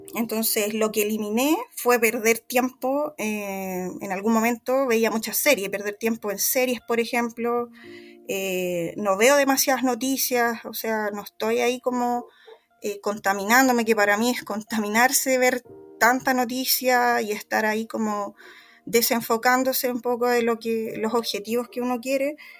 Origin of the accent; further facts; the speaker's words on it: Chile; en mi país, acá en Chile